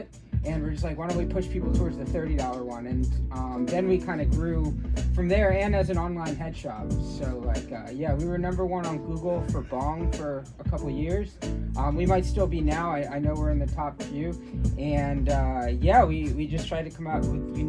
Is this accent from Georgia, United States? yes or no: no; Gaithersburg, Maryland, United States; moved away as an adult; now in Los Angeles, United States; I grew up in Maryland